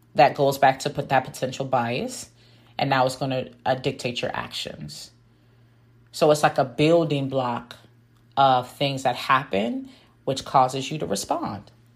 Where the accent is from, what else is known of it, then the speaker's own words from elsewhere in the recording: Washington, District of Columbia, United States; also born or lived in West Africa; I grew up mainly in the Washington, D.C. area.